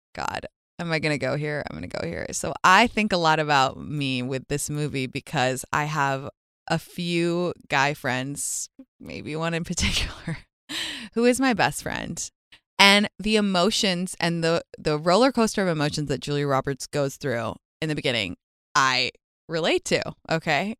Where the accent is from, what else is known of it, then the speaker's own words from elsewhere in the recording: London, United Kingdom; my hometown of London